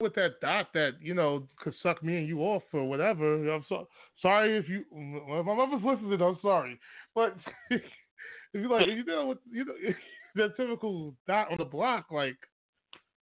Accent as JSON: {"language": "English", "region": "New York", "country": "United States", "said": "I'm a New Yorker."}